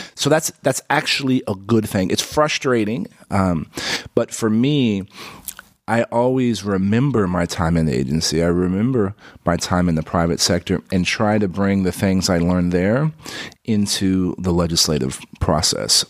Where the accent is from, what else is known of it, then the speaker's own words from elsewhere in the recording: San Antonio, Texas, United States; I grew up in San Antonio